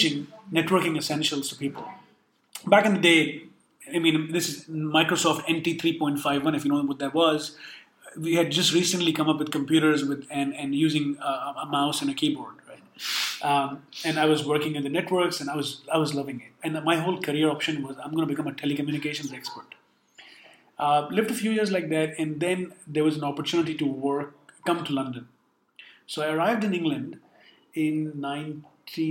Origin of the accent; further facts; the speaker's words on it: Karachi, Sindh, Pakistan; now in United Kingdom; I grew up in a very progressive city called Karachi, coastal city